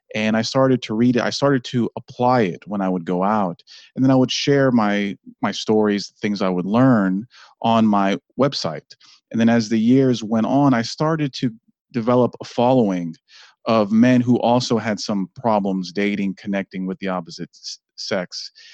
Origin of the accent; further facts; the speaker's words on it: Washington, District of Columbia, United States; also born or lived in Maryland; I was born in Washington, D C